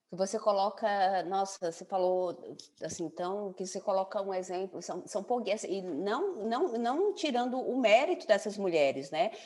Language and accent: Portuguese; São Paulo, Brazil; now in João Pessoa, Brazil; eu estou em João Pessoa, então meus pais são, são paraibanos, nasci em São Paulo